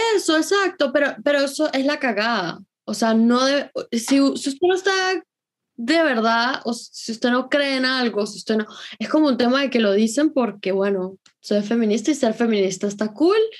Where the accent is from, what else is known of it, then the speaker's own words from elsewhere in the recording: Venezuela; moved away; en mi país el efectivo se vende